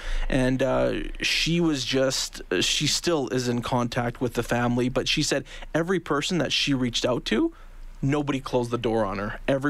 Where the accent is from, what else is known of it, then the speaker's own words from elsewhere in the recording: Calgary, Alberta, Canada; moved away as an adult; also born or lived in Lethbridge; now in Edmonton, Canada; I'm from Calgary originally, but we used to come here all the time when I was little